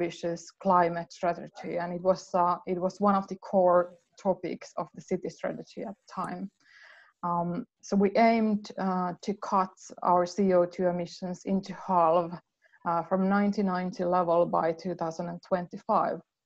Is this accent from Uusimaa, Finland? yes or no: yes; Helsinki, Uusimaa, Finland; moved away as an adult; now in Lahti, Finland; I'm from the Helsinki area originally, and I moved here late 1990s.